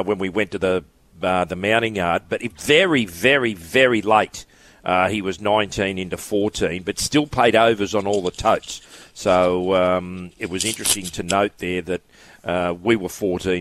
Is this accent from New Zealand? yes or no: yes; New Zealand; being a New Zealander